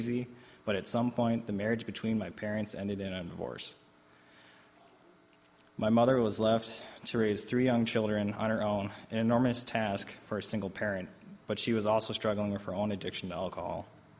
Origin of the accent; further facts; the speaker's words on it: Albany, New York, United States; born there; I was born in 1989 in Albany, New York, into a broken home.